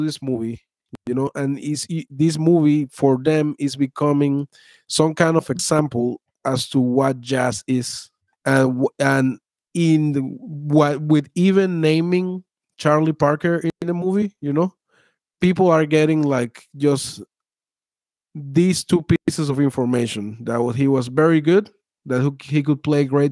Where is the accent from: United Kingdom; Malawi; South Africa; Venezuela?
Venezuela; now in United States; I was born in Venezuela.